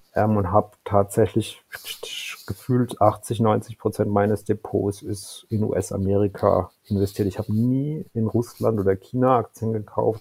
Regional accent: Karlsruhe, Baden-Württemberg, Germany; 1978 geboren in Karlsruhe

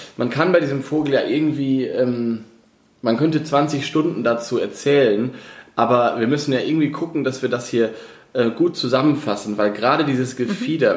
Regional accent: school in Osnabrück, a village in Lower Saxony, Germany; moved away; komme ich ja aus, äh, aus dem Dorf in Niedersachsen, bin aber in ähm, Osnabrück zur Schule gegangen

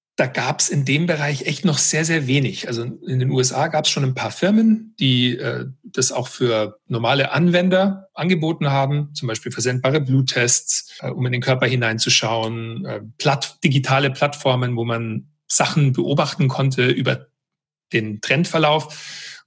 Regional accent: Weilheim, Bavaria, Germany; moved away as an adult; also born or lived in United States; ich bin ursprünglich aus Weilheim in Oberbayern und bin als Basketballer eigentlich so groß geworden

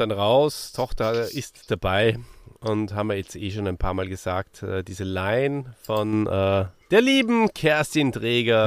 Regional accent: Austria; für mich als Österreicher

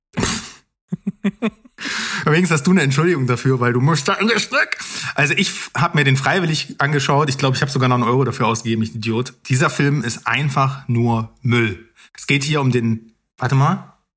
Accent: East Germany, Germany; bei uns im Osten

